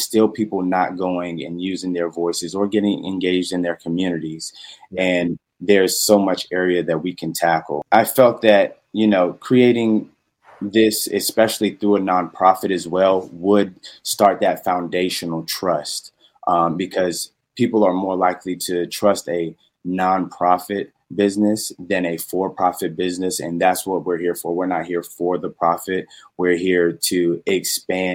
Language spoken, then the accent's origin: English; Petersburg, Virginia, United States; also born or lived in Horry County, South Carolina; I am originally from Petersburg, Virginia